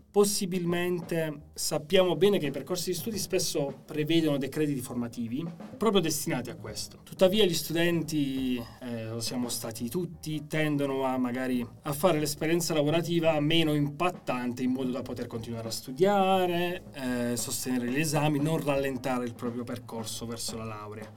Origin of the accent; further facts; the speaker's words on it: Chieti, Abruzzo, Italy; moved away; sono nato e cresciuto a Chieti